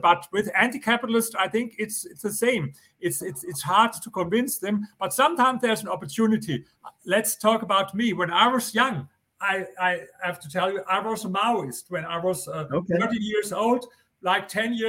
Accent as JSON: {"language": "English", "country": "Germany", "accent": "German", "second_language": "English", "said": "I come from Germany."}